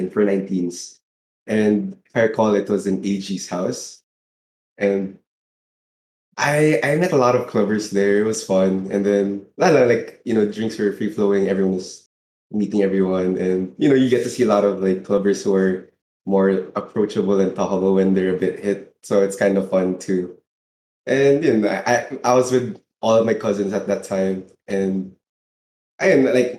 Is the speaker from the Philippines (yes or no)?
yes; Laguna, Calabarzon, Philippines; I'm from Laguna